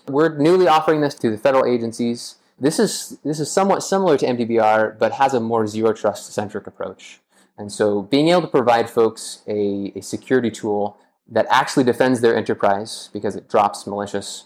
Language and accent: English; Las Vegas, Nevada, United States; moved away; I am originally from Las Vegas, Nevada